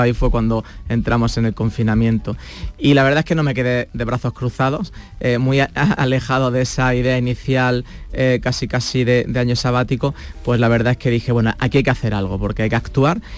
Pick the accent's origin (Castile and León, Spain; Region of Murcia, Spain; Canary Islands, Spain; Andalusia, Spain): Andalusia, Spain; Granada; moved away; soy granadino y a mucha honra, pero también es cierto que he estado viviendo en otros sitios del mundo